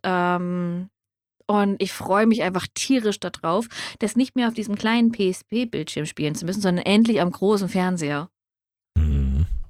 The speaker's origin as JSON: {"language": "German", "country": "Germany", "tie": "born or raised there", "said": "was in Deutschland ist und ich bekomme es sogar und es spielt in meiner Heimat"}